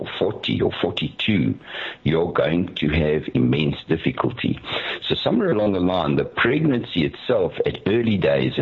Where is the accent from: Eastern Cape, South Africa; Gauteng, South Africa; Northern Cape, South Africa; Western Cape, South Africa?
Gauteng, South Africa; Benoni; when I grew up in Benoni, my mother had a half-day job